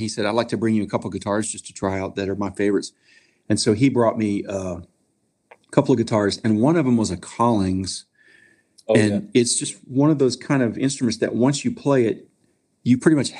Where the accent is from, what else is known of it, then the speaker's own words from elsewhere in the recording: North Carolina, United States; now in Nashville, United States; I'm originally from North Carolina.